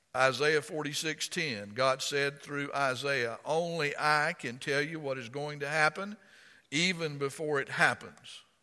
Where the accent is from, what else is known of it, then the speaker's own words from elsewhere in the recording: Florida, United States; accent: rednecky; now in Virginia, United States; I'm from Florida.